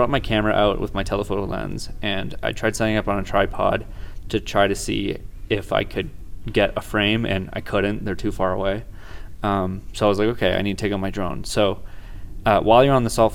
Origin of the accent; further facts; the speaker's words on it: Petawawa, Ontario, Canada; moved away as an adult; also born or lived in Kingston, Ontario; I grew up in Petawawa, Ontario, and went through high school there